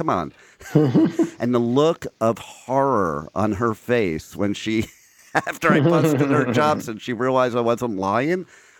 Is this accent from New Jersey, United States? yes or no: yes; New Jersey, United States; accent: Jersey accent; Oh, well, I learned how to get rid of that Jersey accent. But if I get around Jersey people, you'll hear it.